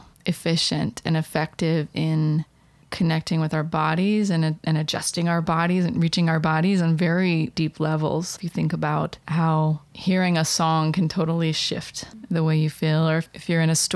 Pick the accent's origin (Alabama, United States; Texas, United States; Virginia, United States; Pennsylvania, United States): Virginia, United States; Blue Ridge Mountains of; I grew up in the Blue Ridge Mountains of Virginia